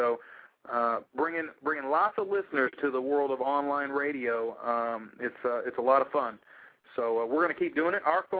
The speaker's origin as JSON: {"language": "English", "town": "Louisville", "region": "Kentucky", "country": "United States", "said": "I'm from Louisville, Mike's from Kentucky."}